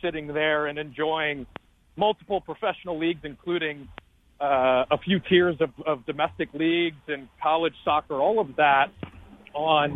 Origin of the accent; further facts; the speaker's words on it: Westport, Connecticut, United States; moved away as an adult; I ended up in the town that I grew up in. It's up streets of Westport, Connecticut